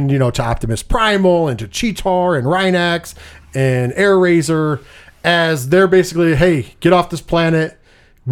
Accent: New York, United States; We are from New York.

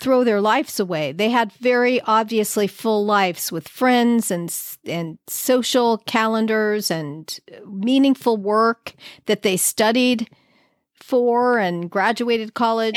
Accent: Los Angeles, California, United States; now in San Diego, United States; I'm from Los Angeles

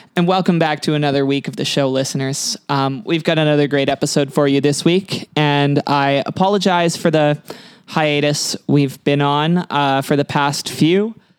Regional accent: Kelowna, British Columbia, Canada; I had a little home trip to Kelowna

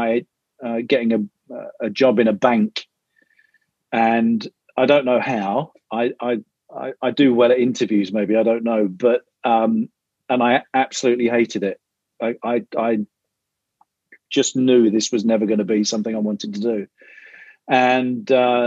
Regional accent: London, United Kingdom; moved away as an adult; now in Chicago, United States; I grew up in North London

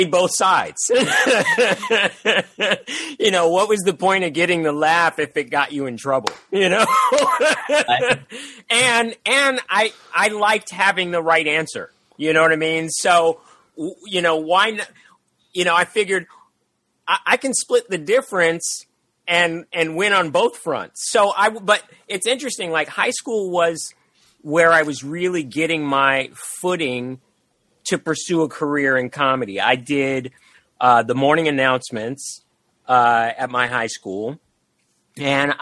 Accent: San Francisco, California, United States; moved away as an adult; also born or lived in Los Angeles; I was born up in Northern Cal and that's where my roots were

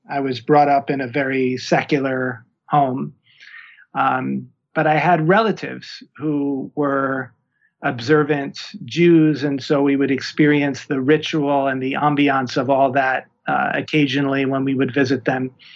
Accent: New York, United States; moved away as an adult; also born or lived in Berkeley, California / Oakland, California / Costa Rica; now in Tucson, United States; I'm originally from New York

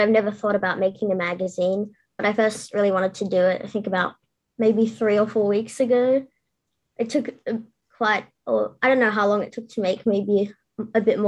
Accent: Sydney, New South Wales, Australia; I'm 11 and I'm from Sydney, Australia.

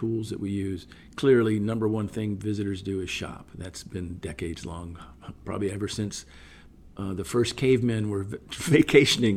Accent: Georgia, United States; moved away as an adult; also born or lived in Toronto, Canada / Chicago, United States; now in Miami, United States; I had started my career here right after college, originally from Georgia

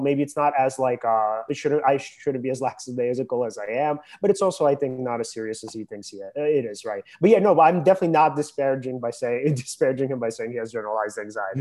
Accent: United States; I live in America.

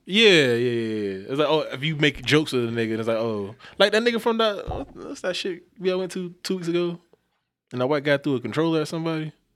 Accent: the South, United States; I'm from the South

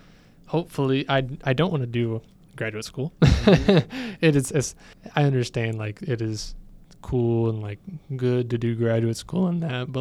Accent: Weslaco, Texas, United States; now in Ohio, United States; And I am originally born in Texas. I miss Texas.

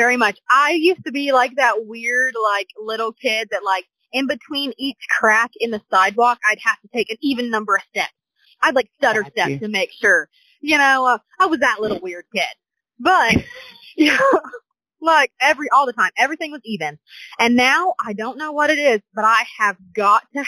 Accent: Southwest Missouri, United States; moved away as an adult; now in Oklahoma, United States; I'm originally from Southwest Missouri

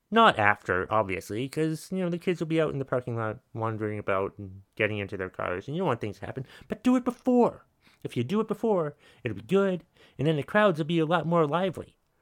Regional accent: United States; I'm American

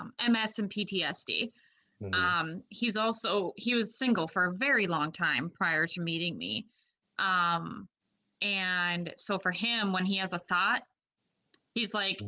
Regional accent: Minnesota, United States; moved away; we are from Minnesota

